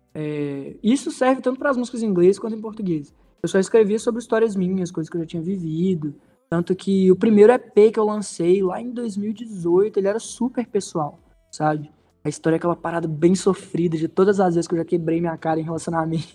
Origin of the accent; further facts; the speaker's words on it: Teófilo Otoni, Minas Gerais, Brazil; em Teófilo Otoni, que é de onde eu sou